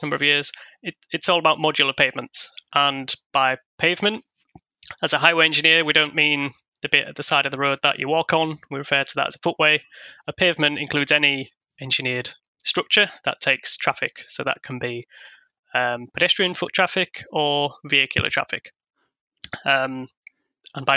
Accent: Hull, Yorkshire and the Humber, United Kingdom; the city of Hull, which is my hometown

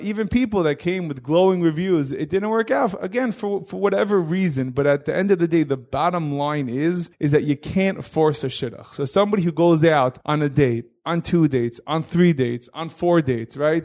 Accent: New York City, New York, United States; I grew up in Hillcrest in, uh, Queens, New York

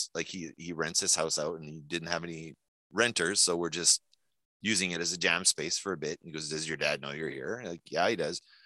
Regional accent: New Brunswick, Canada; moved away; we're French from New Brunswick. We're not Quebecois

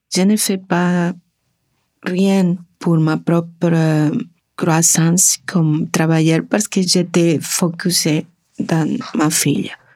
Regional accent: Argentina; French is a second language; moved away as an adult; now in Canada; je viens de l'Argentine

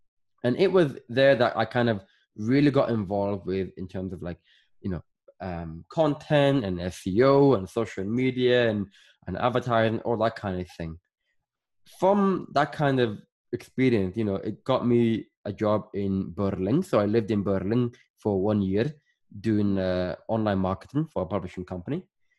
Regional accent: Northern Ireland, United Kingdom; also born or lived in Sudan / Scotland / England; I was born in Sudan and I grew up in Northern Ireland, but I lived in Scotland. I lived in England. And that, you know, is why my accent is just all over the place.

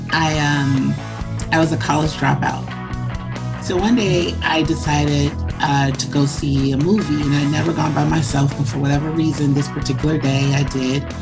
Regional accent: Chicago, Illinois, United States; I'm from Chicago.

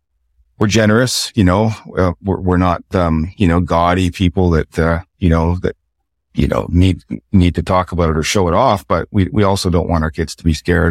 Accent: the Maritimes, Canada; You know, my truth was growing up in the Maritimes, you know, there was a lot of poor people

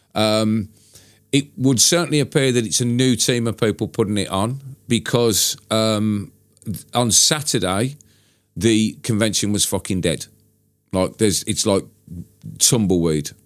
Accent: Birmingham, West Midlands, United Kingdom; my hometown

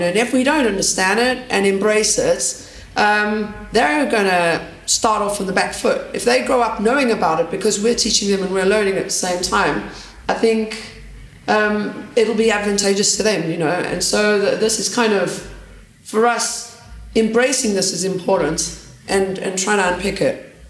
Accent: Johannesburg, Gauteng, South Africa; now in London, United Kingdom; I'm from Johannesburg

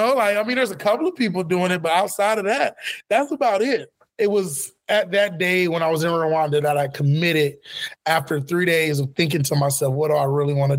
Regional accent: Florida, United States; I'm from Florida originally

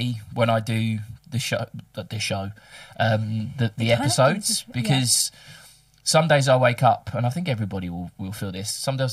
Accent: England, United Kingdom; now in Melbourne, Australia; we're both English

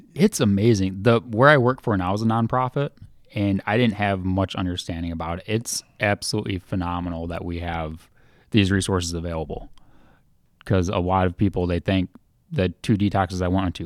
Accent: Holland, Michigan, United States; I'm from Holland

